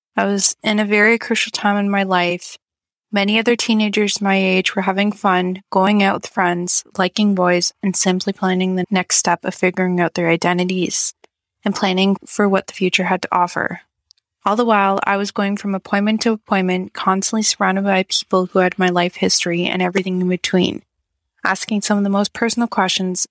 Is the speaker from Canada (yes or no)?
yes; Canada; I'm from Canada